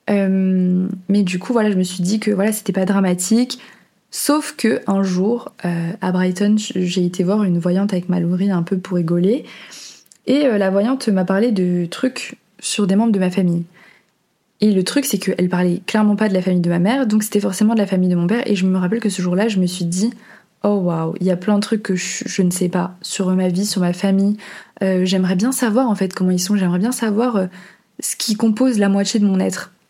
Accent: Portugal; also born or lived in Venezuela; mais en fait, justement, je suis née au Venezuela et quelques mois après, mes parents ont décidé de déménager au Portugal.

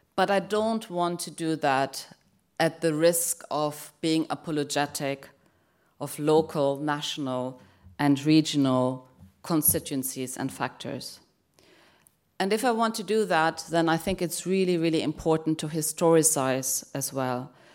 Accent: Germany; moved away; I grew up in Germany

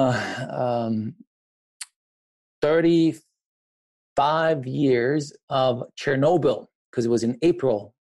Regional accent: Iran; moved away; I grew up in Iran during a time when it was still a normal country

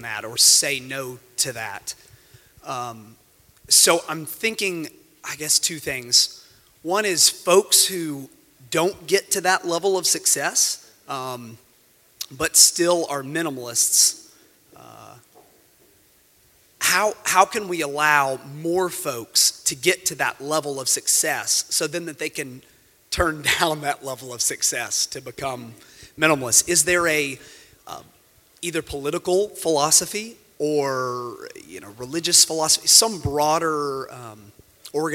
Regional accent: Huntsville, Alabama, United States; now in Nashville, United States; I'm from Huntsville, Alabama

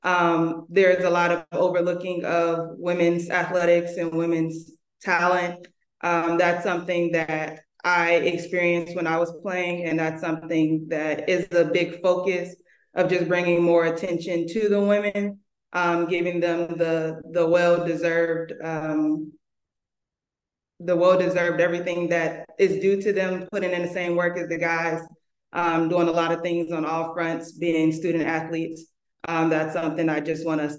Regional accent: Chicago, Illinois, United States; I'm originally from Chicago, born and raised there.

